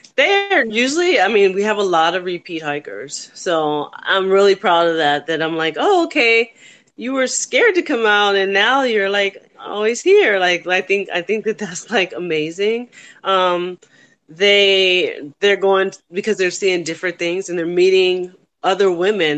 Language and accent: English; California, United States; moved away as an adult; also born or lived in New York / Nevada / Las Vegas; now in Florida, United States; I'm born and raised in California, but I moved to New York and I joined the army there